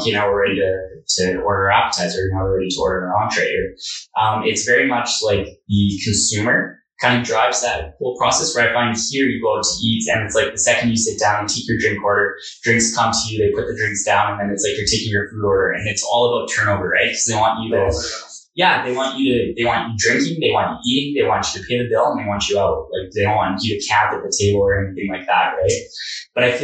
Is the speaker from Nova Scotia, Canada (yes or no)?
no; Edmonton, Alberta, Canada; born and raised in Edmonton